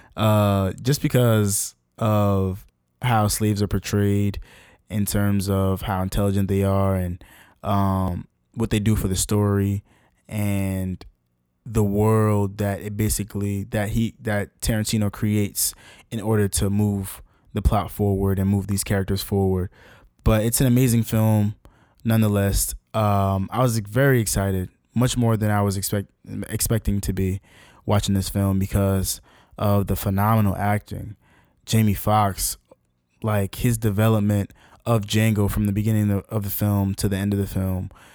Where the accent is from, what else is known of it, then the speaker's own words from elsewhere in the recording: Newark, New Jersey, United States; my hometown of Newark, New Jersey